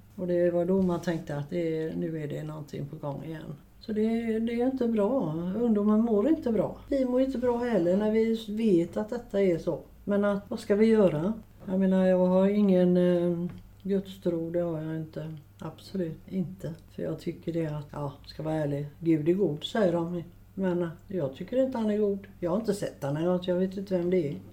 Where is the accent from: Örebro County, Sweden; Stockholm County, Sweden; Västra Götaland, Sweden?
Västra Götaland, Sweden; Gothenburg; also born or lived in Biskopsgården, Gothenburg; Jag flyttade hit upp till eh, Biskopsgården 1959. Eh, jag är född i eh, Rambergsdagen på Gropegårdsgatan